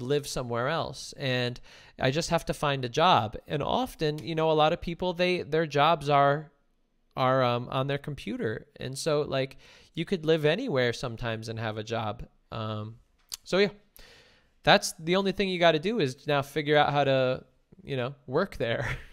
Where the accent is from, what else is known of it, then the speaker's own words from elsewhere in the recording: New Jersey, United States; also born or lived in New York; now in Los Angeles, United States; growing up in New Jersey